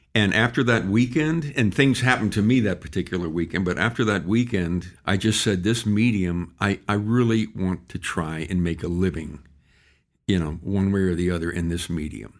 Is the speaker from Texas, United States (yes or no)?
yes; San Antonio, Texas, United States; also born or lived in Austin, Texas; I was born and raised in San Antonio, Texas